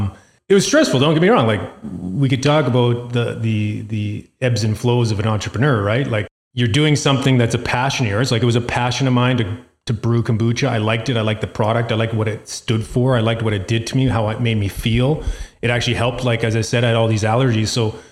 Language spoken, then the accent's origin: English; Calgary, Alberta, Canada; We're from Sunnyside area. And so Hillhurst Sunnyside Community Center in Calgary here has a random Wednesday night farmer's market.